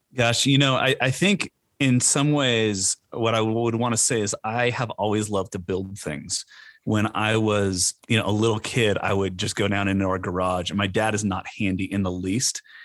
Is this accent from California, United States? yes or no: yes; Orange County, California, United States; moved away; also born or lived in Edinburgh, Scotland; I born and raised in Orange County